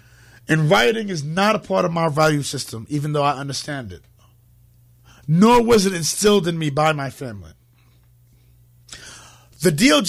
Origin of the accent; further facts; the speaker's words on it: Harlem, New York, United States; now in Connecticut, United States; I'm originally from Harlem. But then the rent for an apartment went up to like $3 million a month. So here I am in Connecticut now on an extended stay vacation.